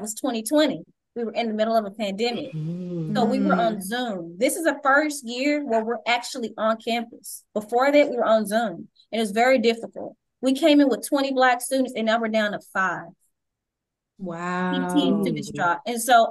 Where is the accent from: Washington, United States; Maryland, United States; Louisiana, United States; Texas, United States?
Texas, United States; Dallas; I grew up in the Oak Cliff area